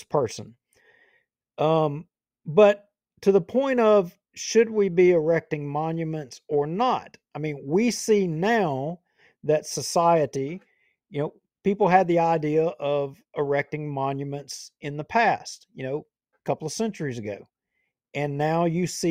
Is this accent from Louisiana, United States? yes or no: yes; Bossier City, Louisiana, United States; I was born in Bossier Medical Center, right there off Shed Road and Airline. That's where I was born. I'm a Bossier guy.